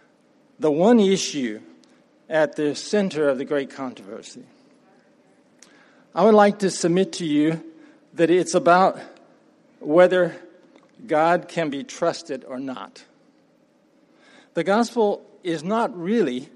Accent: Appalachian Mountain region, United States; Started off on a farm, actually a tree farm. For those who don't know, that's what they call the timber business. And my father had a vision for making a living with trees in Appalachia. So I'm from the Appalachian Mountain region

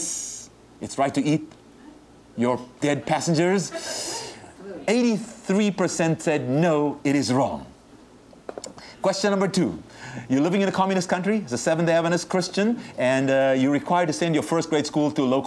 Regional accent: South Africa; now in United States; I was born and raised in South Africa

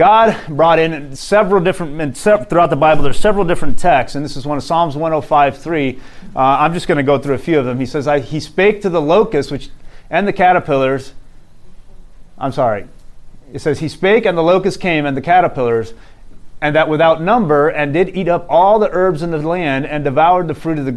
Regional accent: Arizona, United States; moved away; I'm from Arizona originally, and now I'm back in Arizona

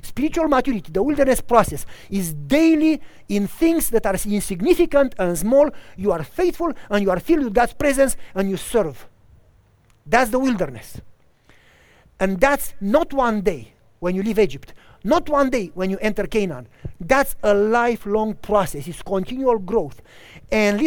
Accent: Romania; also born or lived in Tennessee / Wisconsin; now in United States; until I moved from Romania

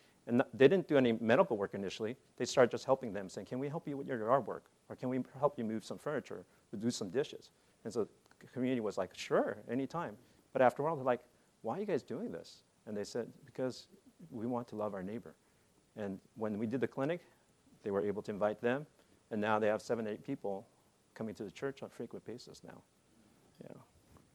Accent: Monterey, California, United States; also born or lived in Korea; I went to private practice back in my hometown in Monterey

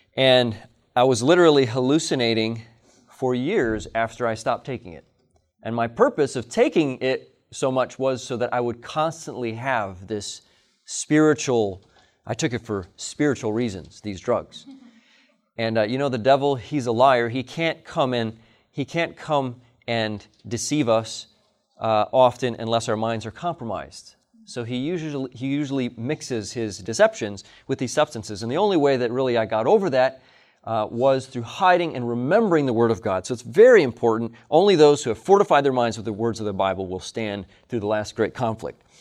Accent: Hinsdale, Illinois, United States; I'm a native of Hinsdale, Illinois. I was born in Hinsdale Hospital

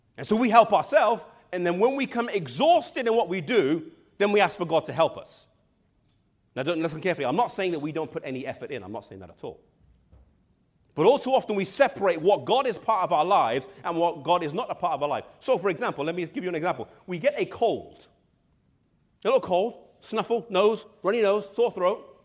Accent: England, United Kingdom; I'm from England

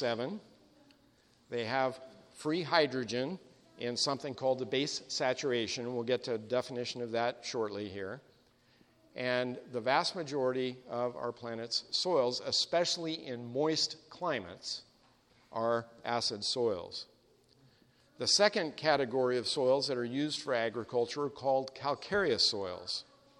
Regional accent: Sacramento Valley, Northern California, United States; I grew up in the Sacramento Valley of Northern California

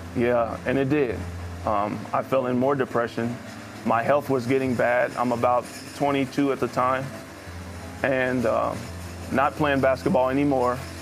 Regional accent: Indianapolis, Indiana, United States; I grew up in Indianapolis, Indiana

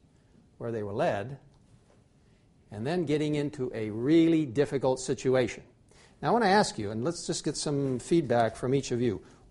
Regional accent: Egypt; I grew up in Egypt, and I know the importance of the Nile River.

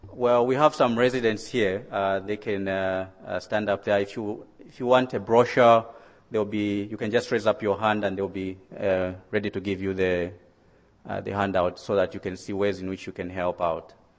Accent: Zambia; moved away as an adult; now in United States; I was born in Zambia, that's in southern Africa. And um, I went to medical school in, at University of Zambia

